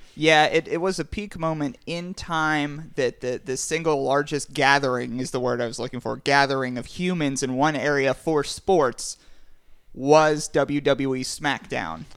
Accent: Pittsburgh, Pennsylvania, United States; we are from Pittsburgh

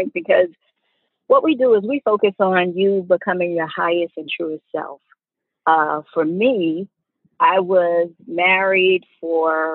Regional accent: New York City, New York, United States; moved away as an adult; now in Atlanta, United States; I'm originally from the Bronx, New York. I moved here to Atlanta in 1997 to go to college

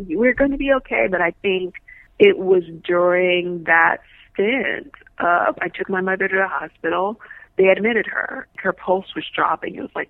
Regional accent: New Orleans, Louisiana, United States; I remember telling the therapist, we came from New Orleans.

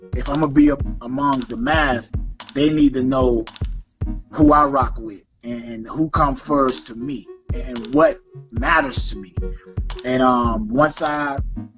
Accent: Lake Placid, Bowling Green, Central Florida, United States; from Florida, Central Florida, two hometowns, Lake Placid, Bowling Green, shout out, 863

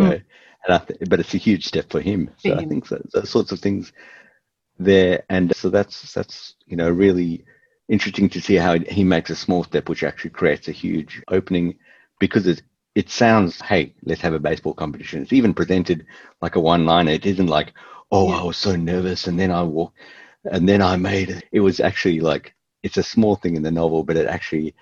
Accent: Melbourne, Victoria, Australia; we're from Melbourne

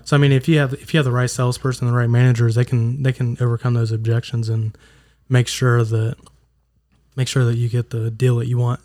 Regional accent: Huntington, United States; I am from Huntington

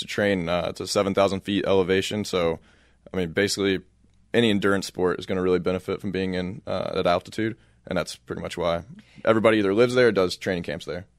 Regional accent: Louisville, Kentucky, United States; moved away as an adult; now in Flagstaff, United States; I grew up in Louisville, Kentucky

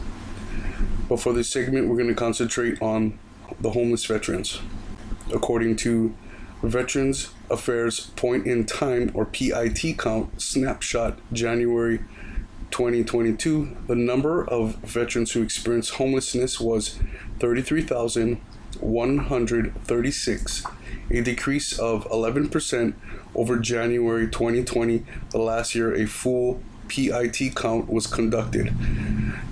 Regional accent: Oahu, Hawaii, United States; my home island

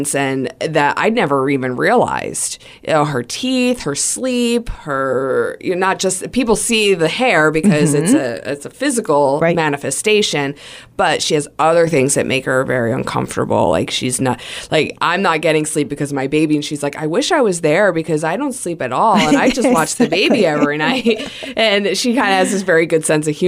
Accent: New Jersey, United States; moved away; I'm originally from New Jersey.

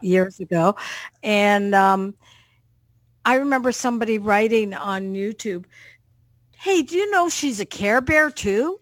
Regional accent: Canada; I'm a Canadian girl from Canada, but my parents were British

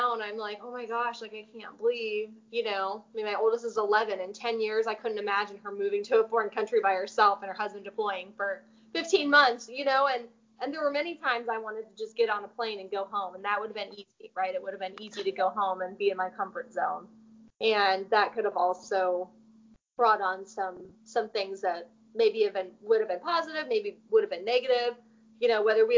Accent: Anderson, Indiana, United States; moved away as an adult; I grew up in Anderson, Indiana

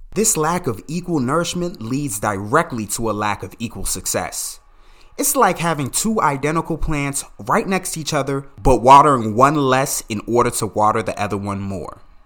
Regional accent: Calverton, Maryland, United States; I grew up in Calverton, Maryland, just fifteen minutes outside of Washington, D C.

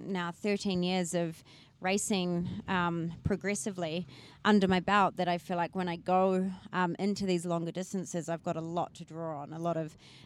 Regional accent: New Zealand; also born or lived in Papua New Guinea; I'm from New Zealand. I, grew up with a very outdoorsy family.

